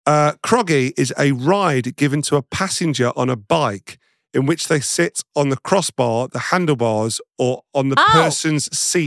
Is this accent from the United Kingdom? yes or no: yes; Nottingham, East Midlands, United Kingdom; I'm from Nottingham